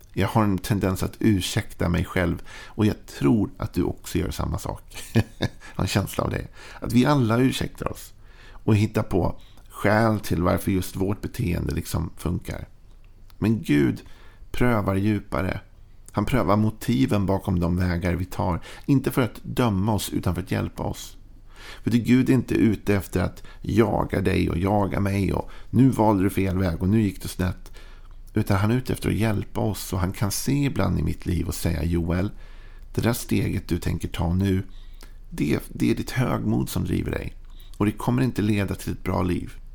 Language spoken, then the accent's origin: Swedish; Sweden; att jag är född i Sverige gör ju att jag är påverkad av allt det och mitt tal och mitt prat, mitt sätt att vara